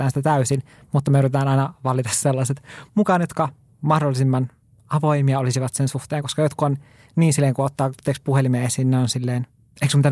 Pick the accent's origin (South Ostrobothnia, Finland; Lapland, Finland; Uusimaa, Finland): Lapland, Finland; Mä olen Lapista kotoisin, mä en ole tottunut